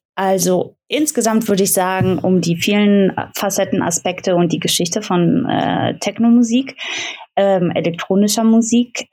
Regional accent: Aachen, North Rhine-Westphalia, Germany; now in Frankfurt, Germany; ich komme aus Aachen, also ich bin jetzt in Frankfurt, aber ich komme aus Aachen

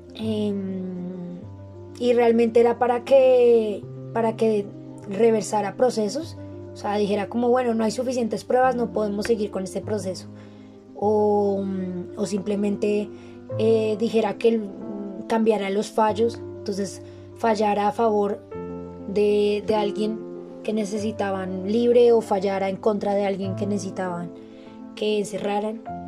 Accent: Colombia; todos como colombianos

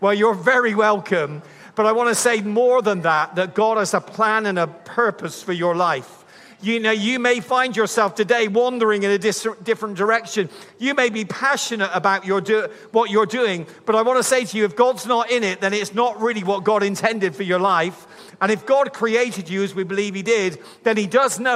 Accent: Bristol, South West England, United Kingdom; I'm from Bristol

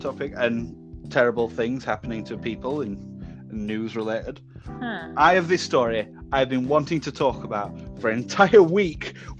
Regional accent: the north of England, United Kingdom; I am from North of England.

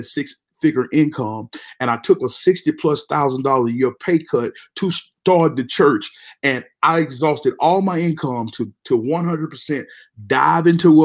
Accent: Mississippi, United States; moved away as an adult; now in Frisco, United States; I'm from Mississippi, born and raised all my life

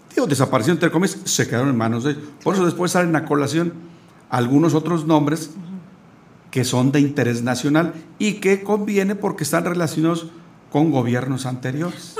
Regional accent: Querétaro, Mexico; los que somos queretanos

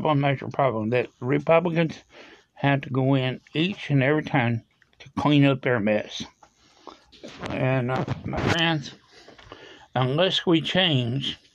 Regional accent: United States; we as an American people

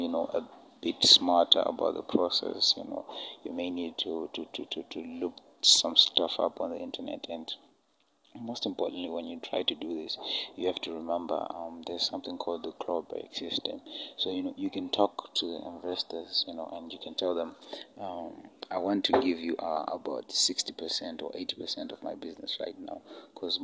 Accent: Zimbabwe; my home country, Zimbabwe, in Africa

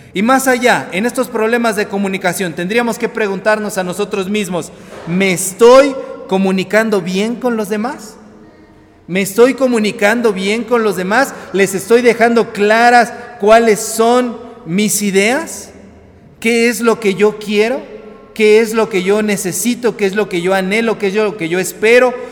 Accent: Mexico; nuestro país

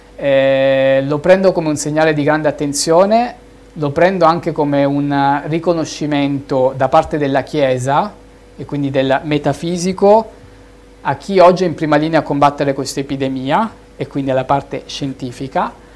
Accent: Milan, Lombardy, Italy; also born or lived in Reggio Calabria; Io sono milanese, nato a Reggio Calabria, ma sono milanese

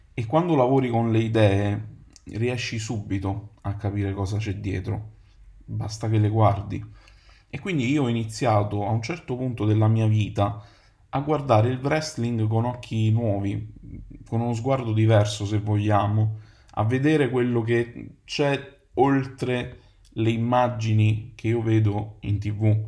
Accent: Naples, Campania, Italy; moved away as an adult; also born or lived in United Kingdom; now in Rome, Italy; Ho 32 anni, vengo da Napoli

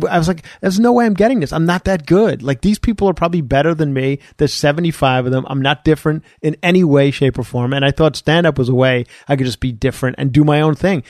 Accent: Ronkonkoma, New York, United States; moved away as an adult; now in Studio City, United States; Grew up on Long Island, born and raised on Long Island

